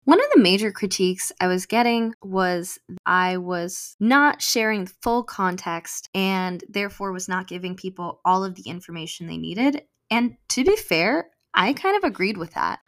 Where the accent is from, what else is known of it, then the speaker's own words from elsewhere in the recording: United States; I am American-born and raised